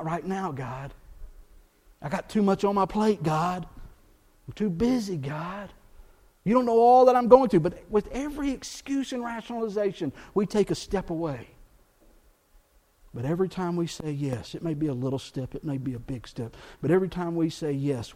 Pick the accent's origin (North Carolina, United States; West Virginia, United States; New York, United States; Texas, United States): Texas, United States; South; I grew up in South Texas, bilingual culture